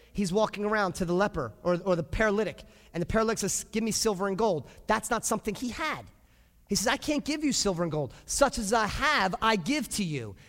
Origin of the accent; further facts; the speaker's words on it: United States; we as nice American Christians and parents